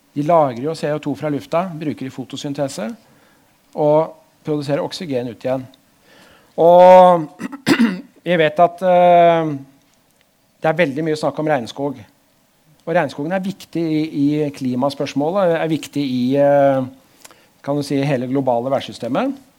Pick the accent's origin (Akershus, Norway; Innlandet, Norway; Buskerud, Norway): Buskerud, Norway; Drammen; also born or lived in Oslo; Jeg er vokst opp eh, på andre sida der borte, Hauges gate